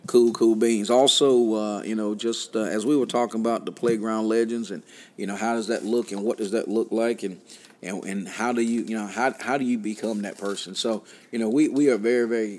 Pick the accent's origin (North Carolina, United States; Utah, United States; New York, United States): North Carolina, United States; Southern Pines; now in Fishersville, United States; my hometown, Southern Pines, North Carolina